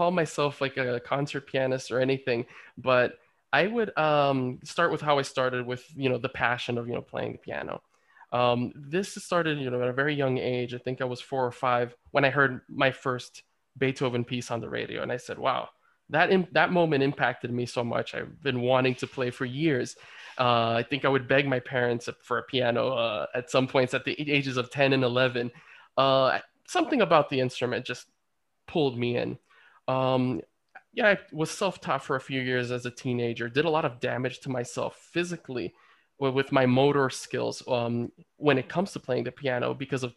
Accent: Dominican Republic; also born or lived in Baní, Dominican Republic; now in Israel; my home country of the Dominican Republic

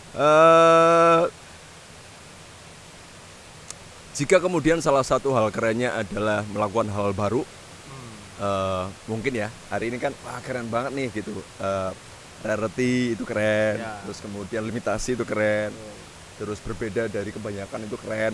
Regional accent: Gunung Kidul, Special Region of Yogyakarta, Indonesia; moved away as an adult; pulang pulang ke rumah saya di Gunung Kidul yeah. di tempat bapak ibu saya masih tinggal

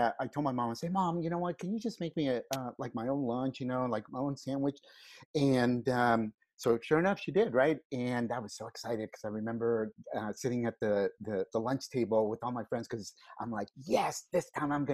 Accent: California, United States; also born or lived in Mexico; I was born here in California, and then we moved back to Mexico right after I was born, lived there until I was 5, and then we came back to California

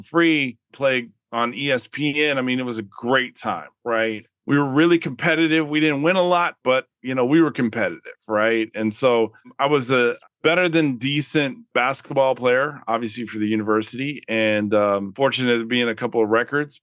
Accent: Austin, Texas, United States; I grew up in Austin, Texas

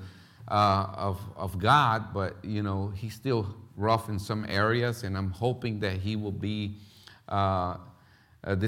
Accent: Philadelphia, Pennsylvania, United States; English is a second language; moved away as an adult; also born or lived in Puerto Rico / Florida; now in Paraguay; I was raised in North Philly

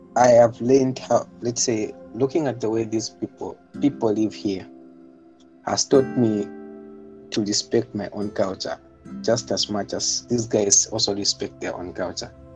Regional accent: Zambia; moved away as an adult; now in Moscow, Russia; I was born and raised in Zambia as well. And now I'm in Russia

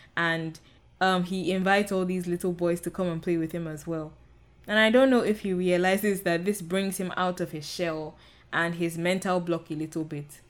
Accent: Nigeria; I'm Nigerian, and I I come from the Yoruba um, ethnic group

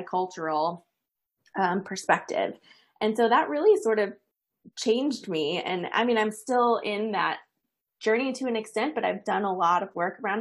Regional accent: east of Dallas, Texas, United States; I grew up in the Bible Belt of America. I'm from east of Dallas originally

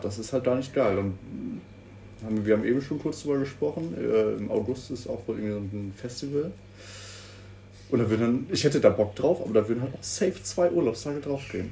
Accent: Münster, North Rhine-Westphalia, Germany; als Münsteraner

